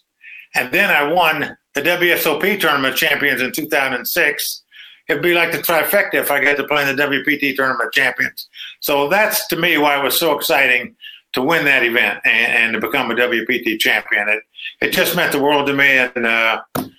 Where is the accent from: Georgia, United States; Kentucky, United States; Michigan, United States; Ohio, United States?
Ohio, United States; Dayton; moved away as an adult; also born or lived in North Carolina / Las Vegas; I grew up in Dayton, Ohio